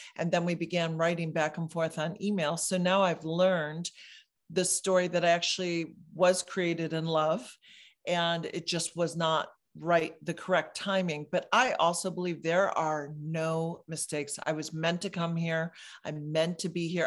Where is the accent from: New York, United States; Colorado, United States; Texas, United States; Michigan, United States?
Michigan, United States; moved away as an adult; now in California, United States; I moved to California from Michigan when I was twenty-one